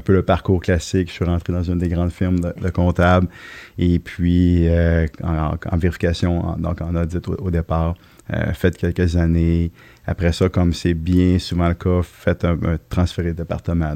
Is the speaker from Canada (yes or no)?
yes; Lévis, Quebec, Canada; also born or lived in Trois-Rivières; Lévis, Saint-Jacques-Chrysostome, pour être plus précis